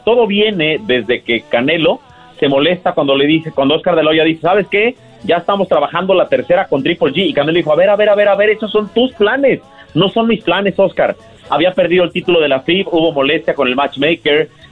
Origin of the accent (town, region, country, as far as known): Mexico